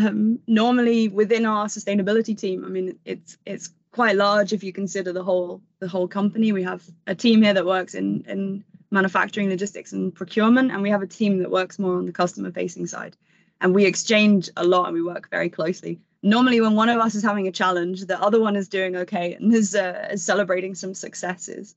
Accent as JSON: {"language": "English", "region": "London", "country": "United Kingdom", "tie": "born or raised there", "said": "I grew up in London around the 2012 Olympics, and I went to a school in London."}